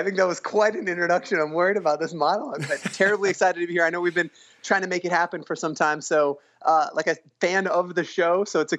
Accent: Tucson, Arizona, United States; I grew up in Tucson, Arizona

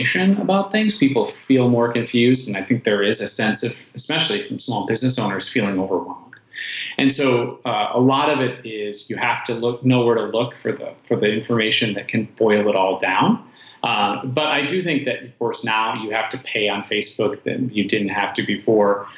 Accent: Wisconsin, United States; I am born and raised in Wisconsin

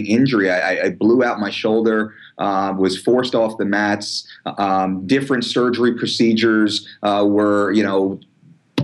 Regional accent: Belmar, New Jersey, United States; my hometown of Belmar

